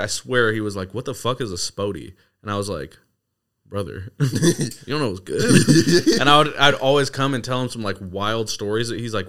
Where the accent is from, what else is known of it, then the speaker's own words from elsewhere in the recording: Seattle, Washington, United States; growing up in North Seattle was sick.